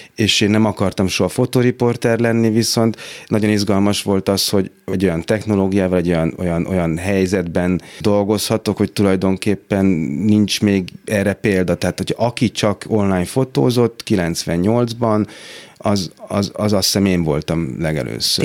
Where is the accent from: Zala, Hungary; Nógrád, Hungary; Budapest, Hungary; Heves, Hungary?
Budapest, Hungary; itt nőttem fel a hatodik kerületben